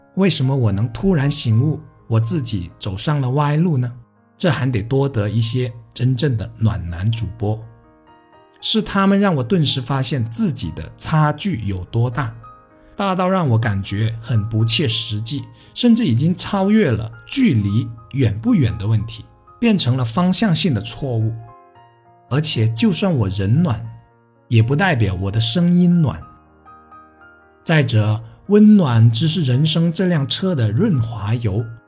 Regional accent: Guangdong, China; Chinese is a second language; 对于我们连美丽的先发和期盼都说不准的广东人来说

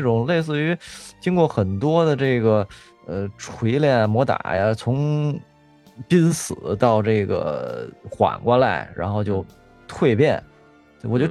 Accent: near the Summer Palace, Beijing, China; 我最小的时候，应该是我们家住颐和园边儿上

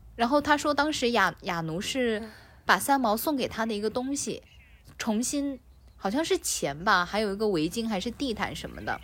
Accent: China; 我们中国人

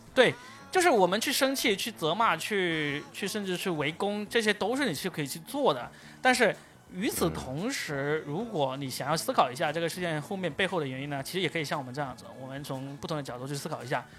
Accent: Guangdong, China; 我是广东的

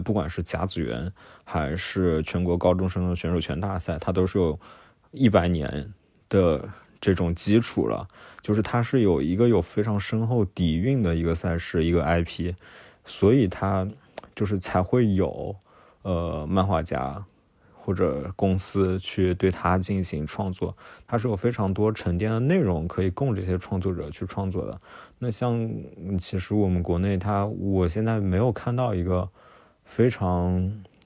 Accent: Nanjing, Jiangsu, China; 我是南京人

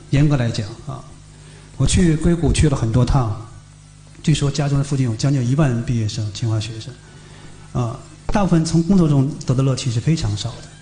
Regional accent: Harbin, Heilongjiang, China; now in Beijing, China; 哈尔滨我们的老家冬天那么冷

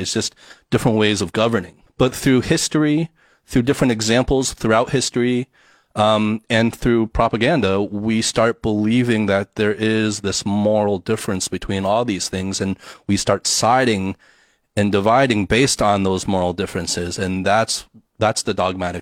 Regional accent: United States; growing up in the States

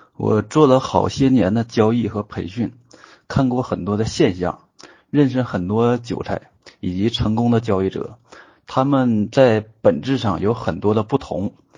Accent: Northeast China, China; accent: Northeastern (Dongbei) dialect; 我们东北话

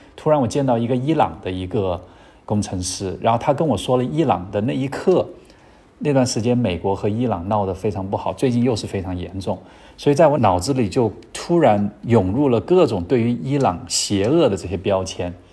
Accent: Chenzhou, Hunan, China; 这个公司是在老家， 就是我出生的地方，叫郴州

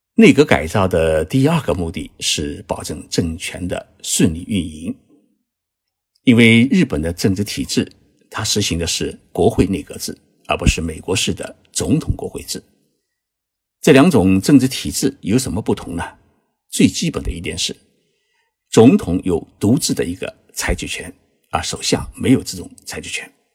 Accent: China; 因为这种担忧不仅仅是我们中国人有

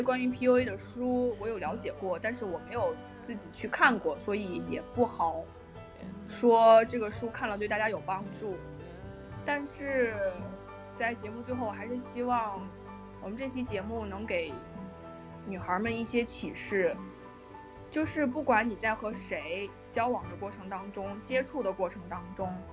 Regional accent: China; moved away as an adult; now in Florence, Italy; 我是中国人

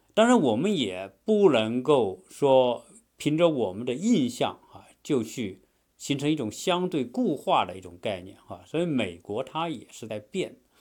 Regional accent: China; moved away as an adult; now in United States; 在我们中国人来看呢

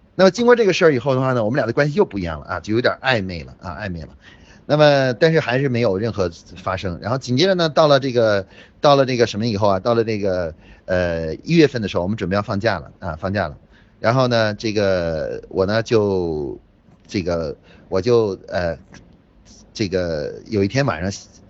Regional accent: Beijing, China; 我是北京的同学，啊，我是生物系的

